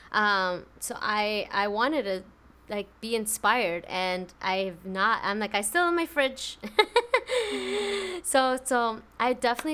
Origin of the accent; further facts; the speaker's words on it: New York City, New York, United States; moved away; I'm from New York City